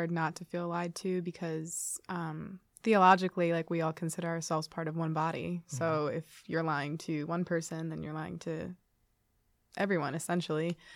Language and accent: English; Poughkeepsie, New York, United States; moved away as an adult; now in Ithaca, United States; I'm from Poughkeepsie, New York